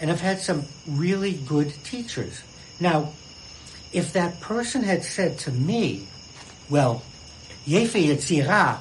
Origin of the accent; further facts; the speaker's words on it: Boston, Massachusetts, United States; I'm a Bostonian, second generation